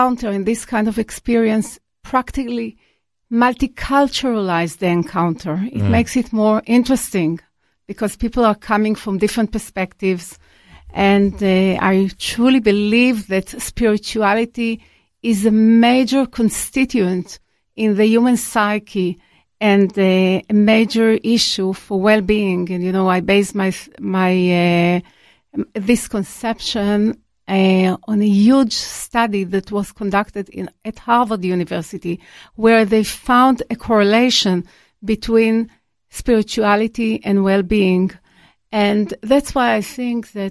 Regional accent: Israel; I was born in Israel

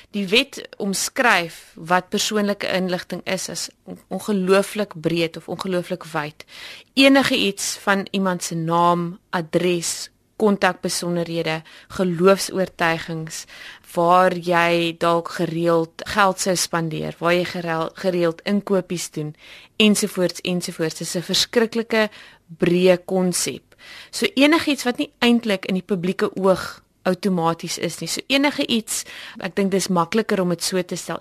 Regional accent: South Africa; as Suid-Afrikaners

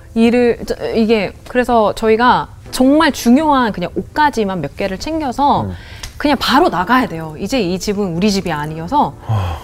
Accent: Irvine, California, United States; accent: 교포 발음 (Korean-American accent); Korean is a second language; moved away as an adult; now in South Korea; 미국에서 태어나서

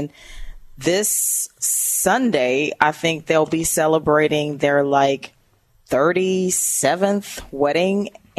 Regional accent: Valdosta, Georgia, United States; was born and raised in Valdosta, Georgia, which is right on the border of Georgia and Florida.

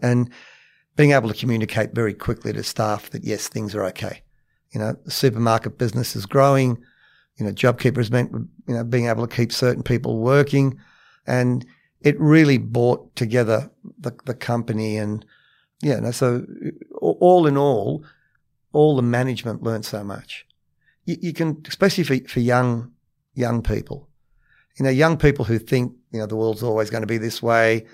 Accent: Cabramatta, New South Wales, Australia; also born or lived in Matraville; I grew up in Cabramatta

